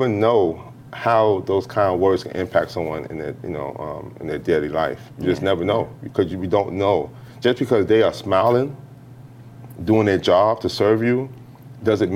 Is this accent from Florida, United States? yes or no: no; New York City, New York, United States; I'm from Harlem, New York, born and raised.